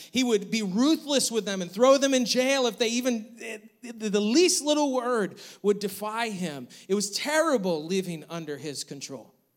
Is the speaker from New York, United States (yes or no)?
yes; New York, United States; now in North Carolina, United States; growing up in New York, we always had snow